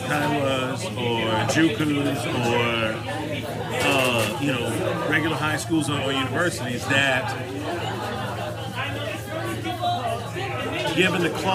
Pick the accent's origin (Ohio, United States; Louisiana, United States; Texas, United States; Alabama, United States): Louisiana, United States; New Orleans; moved away as an adult; also born or lived in New York City; now in Osaka, Japan; I am from New Orleans. Family's from New Orleans